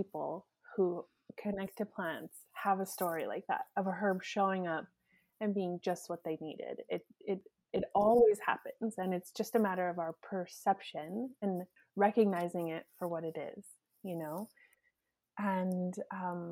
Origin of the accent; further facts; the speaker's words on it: Edmonton, Alberta, Canada; moved away as an adult; now in Saskatchewan, Canada; I grew up in Alberta, right? Like in Edmonton, so it's like wild rose country.